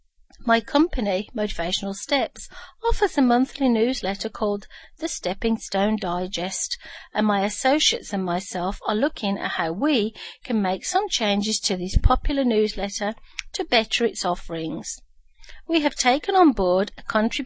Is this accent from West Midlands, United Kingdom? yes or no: yes; Birmingham, West Midlands, United Kingdom; moved away; my hometown of Birmingham, UK